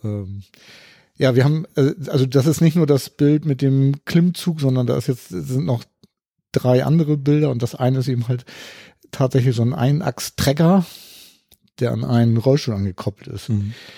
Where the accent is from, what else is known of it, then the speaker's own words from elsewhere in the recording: Hamburg, Germany; ich komme aus Hamburg